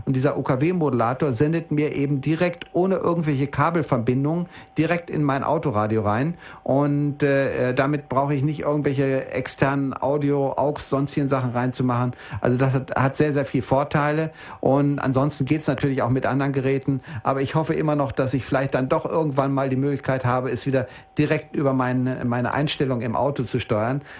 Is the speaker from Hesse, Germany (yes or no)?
no; Bielefeld, North Rhine-Westphalia, Germany; Ich komme ja nur aus Norddeutschland, aus dem schönen Bielefeld.